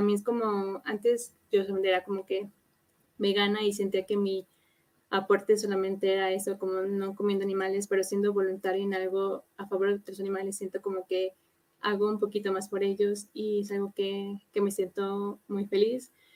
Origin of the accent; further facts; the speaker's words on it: Mexico City, Mexico; soy de Ciudad de México